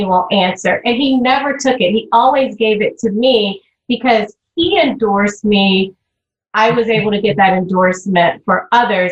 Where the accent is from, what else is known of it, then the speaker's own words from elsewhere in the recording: the South, United States; I was raised in the South.